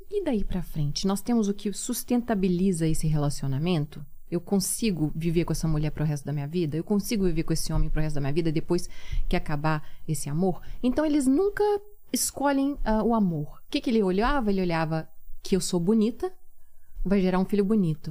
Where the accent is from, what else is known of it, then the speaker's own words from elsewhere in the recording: Minas Gerais, Brazil; moved away as an adult; now in Turkey; eu sou mineira, eu falo arredar